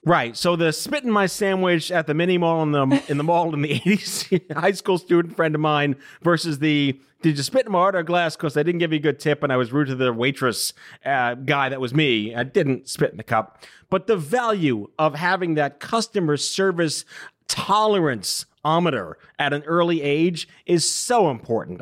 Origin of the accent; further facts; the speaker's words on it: New York City, New York, United States; Staten Island where I grew up